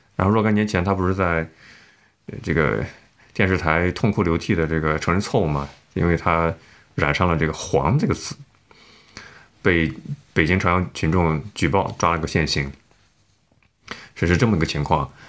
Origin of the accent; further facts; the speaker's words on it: northern China, China; 你咋知道我是北方人喜欢吃大蒜味儿的呢？